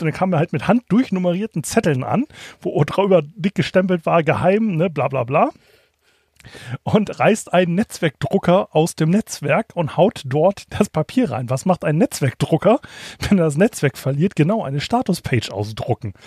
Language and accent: German; Kiel, Schleswig-Holstein, Germany; als Kieler